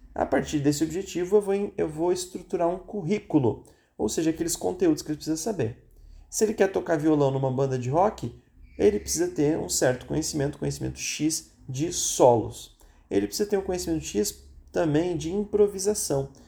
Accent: Rio Grande do Sul, Brazil; Eu sou gaúcho

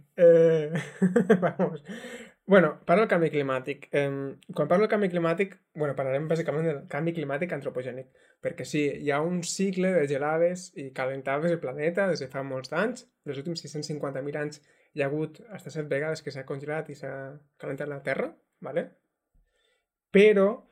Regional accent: Terres de l'Ebre, Catalonia, Spain; sóc de les Terres de l'Ebre

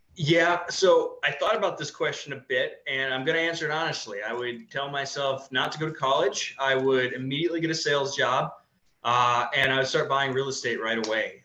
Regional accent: Midwest, United States; moved away as an adult; also born or lived in Ohio; now in Colorado, United States; I grew up in the Midwest, very conservative, very scarcity

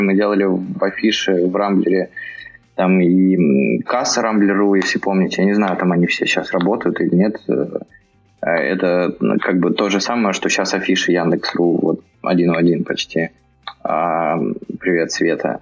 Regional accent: Bryansk, Bryansk Oblast, Russia; moved away as an adult; now in Moscow, Russia; я вообще из Брянска. Приехал в Москву лет 10 назад

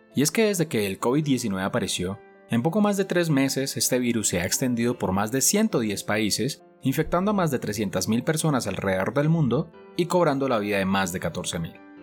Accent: Colombia; en mi país, Colombia

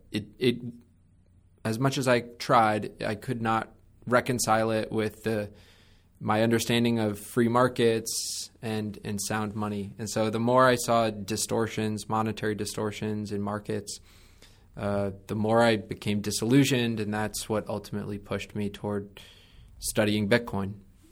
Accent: Connecticut, United States; I was a twerp from Connecticut, wanted to work in financial services my whole life, really idolized a lot of the fiduciary, like investment management professionals around where I grew up.

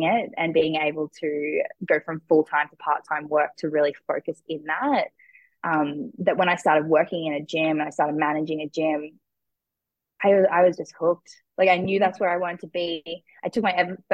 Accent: Cairns, Queensland, Australia; also born or lived in Brisbane; I ended up moving back home. I moved out of home. I moved from Cairns to Brisbane

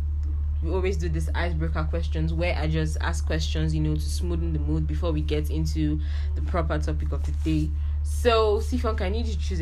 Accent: Nigeria

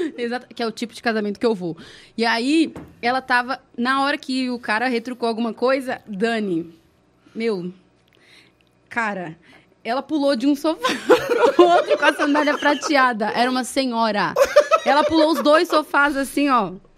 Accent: Brazil; Eu sou brasileira, raiz

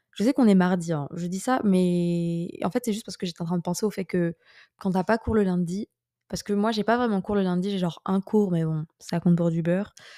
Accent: France; moved away as an adult; also born or lived in Paris; j'étais nostalgique de la France

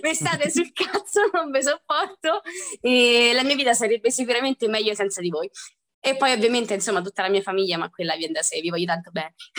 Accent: Rieti, Lazio, Italy; I'm twenty-three years old e vengo da Rieti

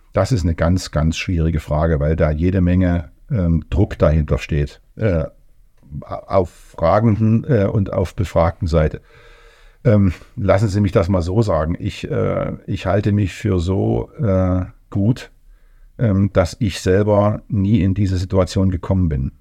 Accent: Leipzig, Saxony, Germany; also born or lived in Thuringia / Erfurt; ich komme aus Leipzig

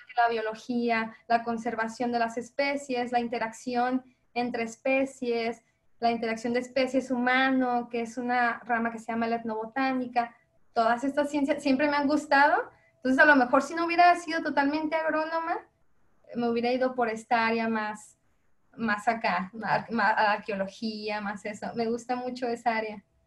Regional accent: Mexico; como mexicanos

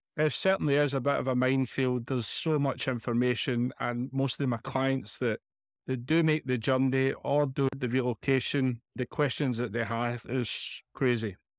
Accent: Glasgow, Scotland, United Kingdom; moved away as an adult; now in Benalmádena, Spain; as you know from the accent, I'm from Scotland, in Glasgow.

